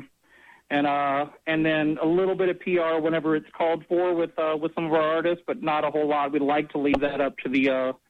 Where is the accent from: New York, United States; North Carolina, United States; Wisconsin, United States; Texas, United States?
Texas, United States; Houston; also born or lived in Ann Arbor, Michigan / Austin, Texas / California; I was actually born in Ann Arbor, Michigan, but I grew up here in Houston and went to school in Austin and spent about 11 years out in California